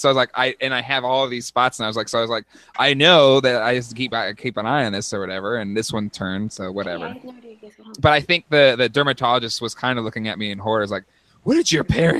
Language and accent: English; San Diego, California, United States; I grew up in San Diego.